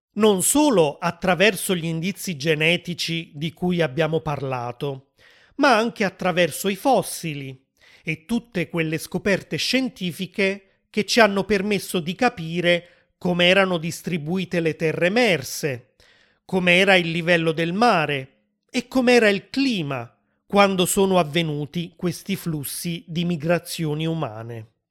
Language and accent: Italian; Italy; Io che sono nato in Italia